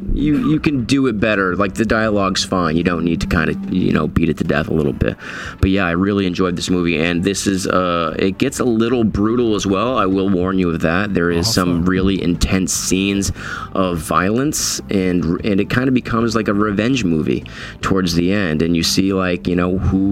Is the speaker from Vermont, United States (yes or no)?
yes; Lyndonville, Vermont, United States; my hometown of Lindenville, Vermont